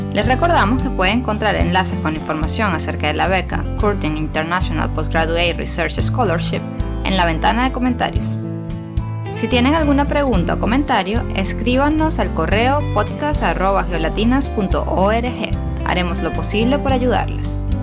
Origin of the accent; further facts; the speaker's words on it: Venezuela; las dos somos venezolanas y nadie ha notado el acento